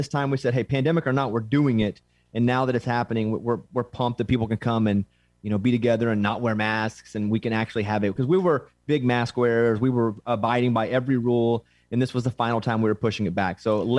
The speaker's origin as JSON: {"language": "English", "region": "Arkansas", "country": "United States", "said": "I'm from Arkansas."}